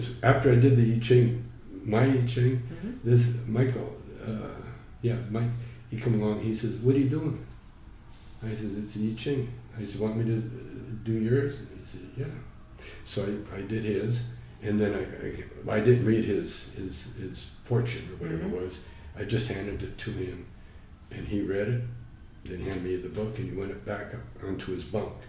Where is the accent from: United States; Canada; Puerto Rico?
Canada; Calgary, Alberta; I grew up in Calgary